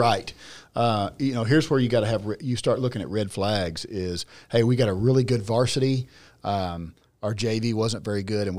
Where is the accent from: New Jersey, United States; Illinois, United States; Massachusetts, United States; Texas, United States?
Texas, United States; I'm certainly a Texan.